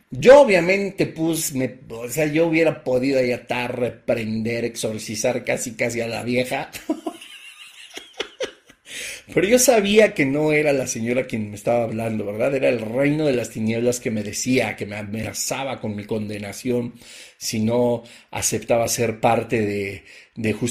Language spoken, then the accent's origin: Spanish; Mexico; te acabó el 20, como decimos en México, ¿verdad?